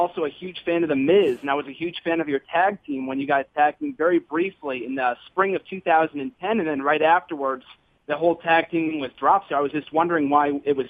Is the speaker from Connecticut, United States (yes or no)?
yes; Connecticut, United States; moved away as an adult; now in Beverly, United States; Actually, I'm from Connecticut, but I'm in Beverly, Massachusetts right now. It's where I go to college